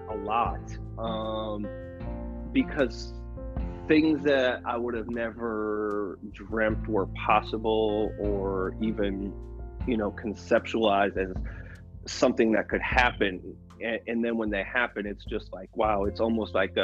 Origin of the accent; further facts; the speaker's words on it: Milwaukee, Wisconsin, United States; moved away; I'm from Milwaukee, Wisconsin originally